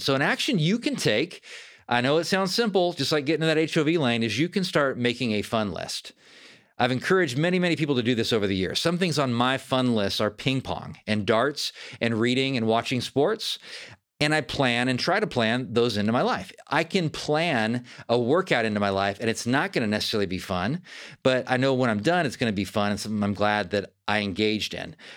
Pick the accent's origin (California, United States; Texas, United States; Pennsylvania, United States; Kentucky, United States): California, United States; Fair Oaks; I grew up in Northern California, about thirty miles from Sacramento in Fair Oaks, California